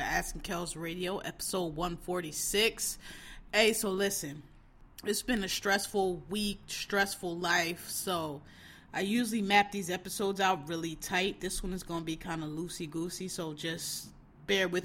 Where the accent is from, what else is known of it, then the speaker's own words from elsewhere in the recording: Philadelphia, Pennsylvania, United States; Born and raised in Philadelphia